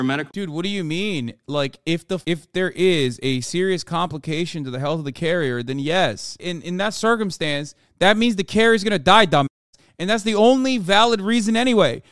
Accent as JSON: {"language": "English", "country": "Turkey", "tie": "born or raised there", "moved": "yes", "said": "when I was growing up in Turkey"}